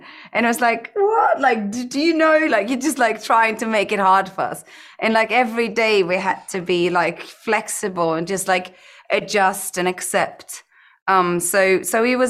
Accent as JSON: {"language": "English", "country": "Iceland", "tie": "born or raised there", "said": "growing up in Iceland and growing up on a farm"}